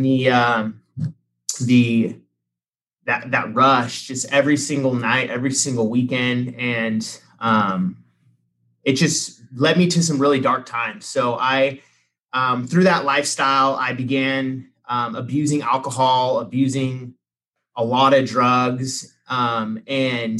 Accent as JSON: {"language": "English", "town": "Sacramento", "region": "California", "country": "United States", "tie": "born or raised there", "also_born_or_lived": "San Diego", "said": "I grew up in the Sacramento area"}